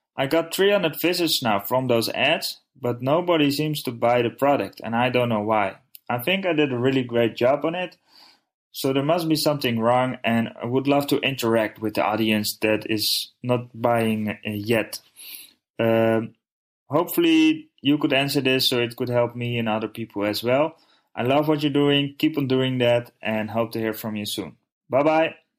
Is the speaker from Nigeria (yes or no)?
no; Netherlands; I'm from the Netherlands